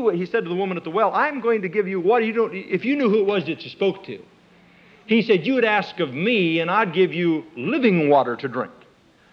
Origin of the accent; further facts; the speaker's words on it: Nebraska, United States; moved away; I was born and raised in Nebraska